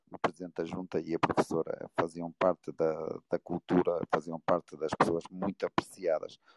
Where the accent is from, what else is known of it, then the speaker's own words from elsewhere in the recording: Barcelos, Norte, Portugal; eu nasci numa aldeia em, em Barcelos